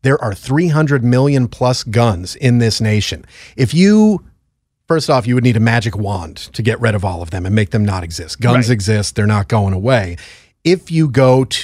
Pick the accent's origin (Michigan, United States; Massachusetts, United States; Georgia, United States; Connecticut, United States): Connecticut, United States; It's my home state